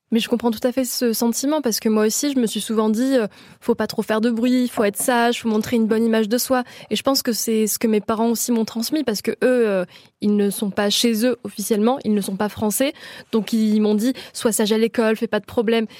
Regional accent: Avignon, Provence-Alpes-Côte d'Azur, France; la ville où je suis née, donc Avignon.

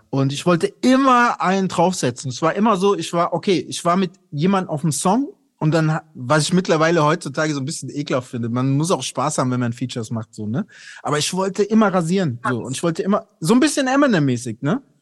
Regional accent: Aschaffenburg, Bavaria, Germany; ich bin ja in Aschaffenburg aufgewachsen bei Frankfurt

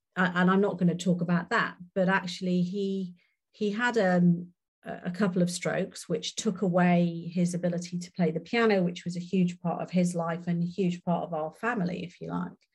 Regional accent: Wales, United Kingdom; I'm Welsh and a very proud Welsh woman.

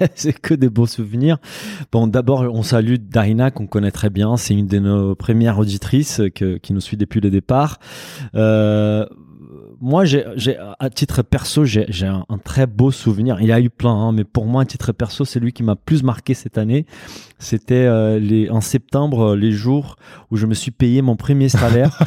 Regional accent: Brazil; moved away; also born or lived in Japan; je suis brésilien comme tout le monde le sait, d'origine portugaise

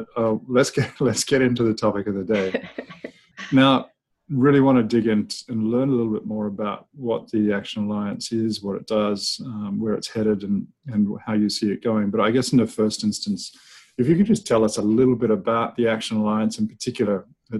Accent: New Zealand; Actually got one of New Zealand right behind me, my home country.

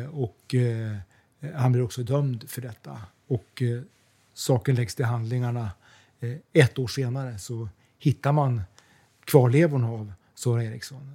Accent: Umeå, Västerbotten County, Sweden; moved away as an adult; now in London, United Kingdom; Jag är uppvuxen i Umeå. Ja. Bodde där mellan jag var 1 och 20 år ungefär.

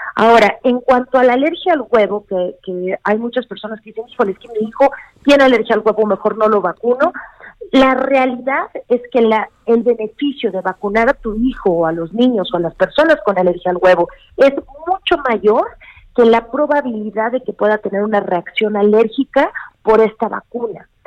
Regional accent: Mexico; como mexicanos

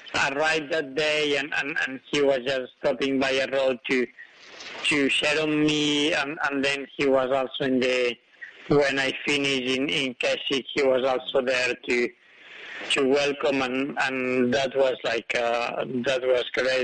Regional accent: Spain; I was born in Spain, but in a hut at 2,000 meters

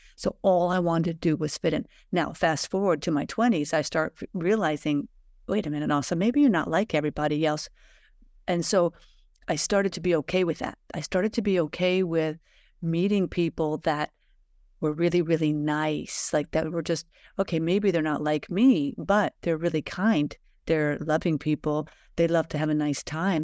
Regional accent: United States; I was raised in America

